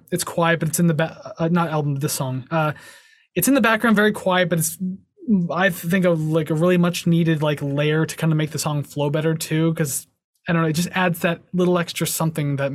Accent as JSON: {"language": "English", "country": "Canada"}